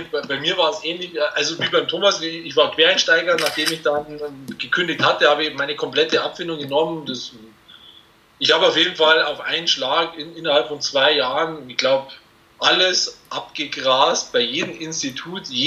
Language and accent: German; Munich, Bavaria, Germany; äh, bin aus München, bin dort Personal Trainer.